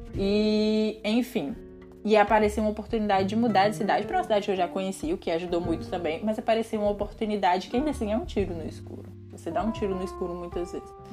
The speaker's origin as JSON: {"language": "Portuguese", "town": "Jaguaribe", "region": "Ceará", "country": "Brazil", "tie": "born or raised there", "moved": "as an adult", "said": "morar em Jaguaribe, que é a minha cidade natal"}